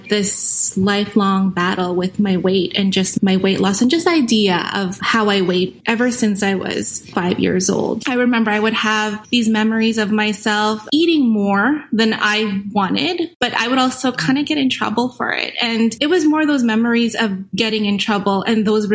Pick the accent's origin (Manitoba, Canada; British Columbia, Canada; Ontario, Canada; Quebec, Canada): Manitoba, Canada; Winnipeg; I'm from Winnipeg, Manitoba.